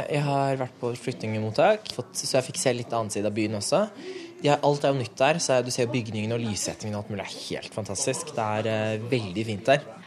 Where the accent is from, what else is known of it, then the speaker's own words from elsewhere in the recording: Norway; Norge er jo hjemlandet mitt